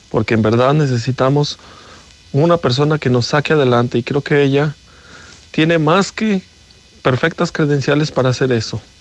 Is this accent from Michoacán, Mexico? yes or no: no; Veracruz, Mexico; Yo soy de acá del estado de Veracruz, incluso fui al partido y ando acá a mi tierra